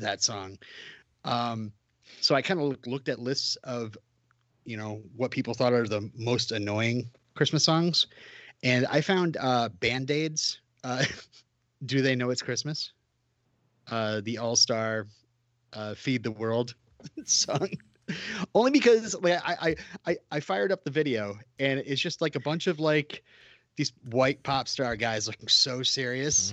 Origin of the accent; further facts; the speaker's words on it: Vermont, United States; I'm from Vermont